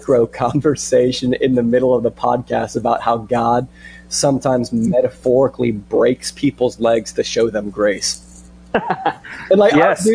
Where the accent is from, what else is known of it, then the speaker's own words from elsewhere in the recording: Iowa, United States; I'm an Iowan. I'm an American.